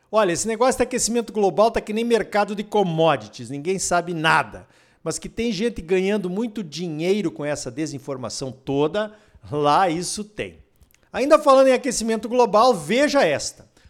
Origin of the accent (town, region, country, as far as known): Brazil